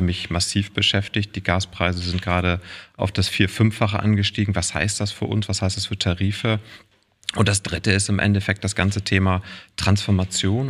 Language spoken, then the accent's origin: German; Walsrode, Lower Saxony, Germany; also born or lived in Oldenburg; geboren in Walsrode, was irgendwie zwischen ja. Bremen, Hannover und Hamburg ist. Ja. Eine klassische Kleinstadt, 20.000 Einwohner, dörfliche Strukturen und so bin ich groß geworden